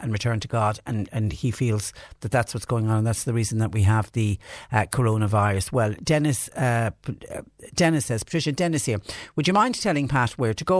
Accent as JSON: {"language": "English", "town": "Clonmel", "region": "Munster", "country": "Ireland", "tie": "born or raised there", "also_born_or_lived": "Clonakilty", "moved": "yes", "lives_now": "Mallow, Ireland", "said": "I was born raised in Clonmel, a town that always seemed to flood"}